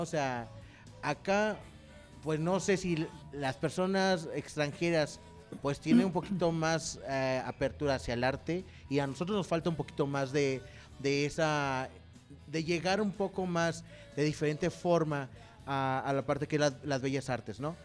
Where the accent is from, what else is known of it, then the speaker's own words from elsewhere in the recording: Mexico; now in San Luis Potosí, Mexico; como cultura mexicana